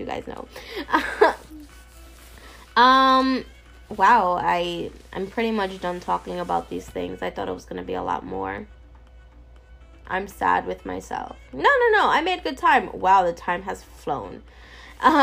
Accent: New York City, New York, United States; I'm from New York

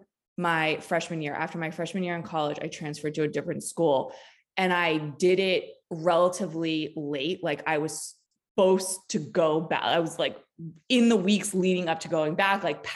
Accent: East Coast, United States; also born or lived in Los Angeles, California; now in Des Moines, United States; I'm originally from the East Coast and spent many years out in LA.

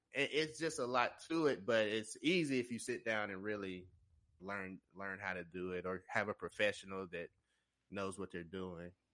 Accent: Tennessee, United States; I'm from Tennessee. I'm a digital marketer here in Nashville

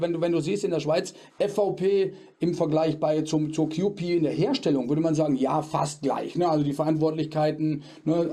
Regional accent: Germany; bei uns in Deutschland

